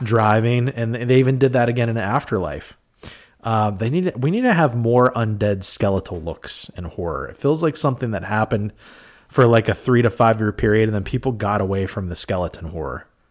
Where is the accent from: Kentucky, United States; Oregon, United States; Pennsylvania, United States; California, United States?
Pennsylvania, United States; Western; Western Pennsylvania, where we grew up